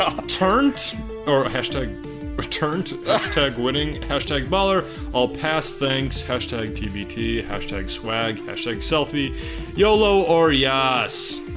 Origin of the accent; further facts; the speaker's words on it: Chicago, Illinois, United States; we're from Chicago